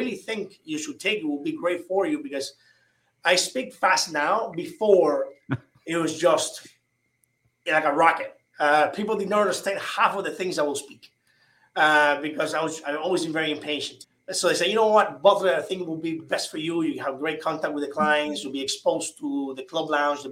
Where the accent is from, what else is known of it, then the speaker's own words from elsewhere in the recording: Cuba; English is a second language; moved away as an adult; now in Miami, United States; I arrived from Cuba around February or so.